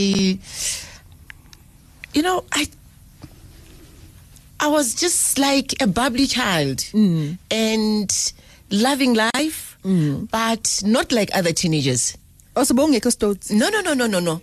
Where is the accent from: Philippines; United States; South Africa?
South Africa; Johannesburg, Gauteng; I was born in Joburg in Midlands, Zone 4. I'm a Sowetan.